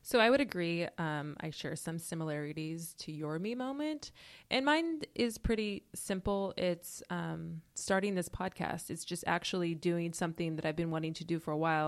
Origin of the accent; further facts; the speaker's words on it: Portland, Oregon, United States; moved away as an adult; now in Los Angeles, United States; I'm originally from Portland, Oregon